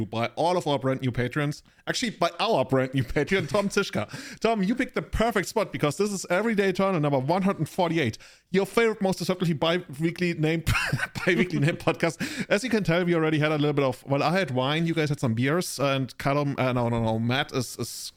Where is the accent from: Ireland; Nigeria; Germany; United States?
Germany; English is a second language; I picked up my accent from my, I guess, English teacher in Germany.